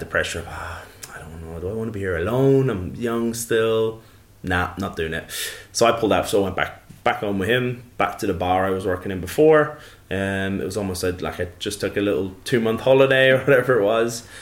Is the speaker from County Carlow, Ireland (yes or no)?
yes; Tullow, County Carlow, Ireland; moved away; also born or lived in New Zealand; I grew up in Ireland, yeah, in a, a little town called Tullow, um, and that's in the southeast, in a, uh, in a uh, kind of the county of Carlow